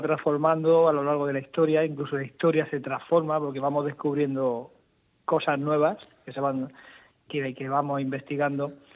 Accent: Region of Murcia, Spain; como un murciano más

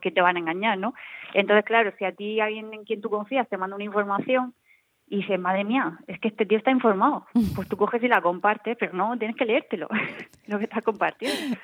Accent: Region of Murcia, Spain; nosotros que somos de Murcia

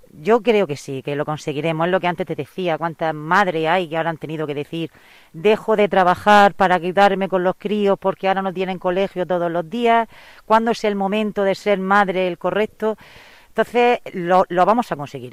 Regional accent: Abarán, Region of Murcia, Spain; soy de Barán

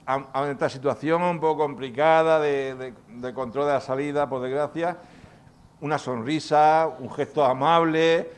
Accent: Bullas, Region of Murcia, Spain; yo vivo en Bullas. Bueno, soy de Bullas.

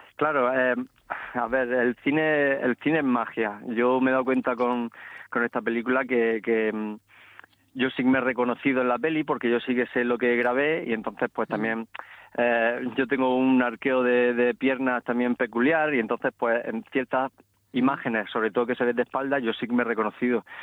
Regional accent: Barinas, Region of Murcia, Spain; mi pueblo, que es un pueblo pequeño de, Murcia llamado Barinas

